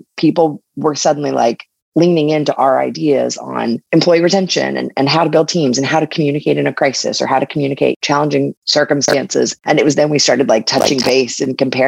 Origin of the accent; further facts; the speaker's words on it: Texas, United States; moved away as an adult; also born or lived in Austin / Los Angeles / Beverly Hills / New York; I was raised in Texas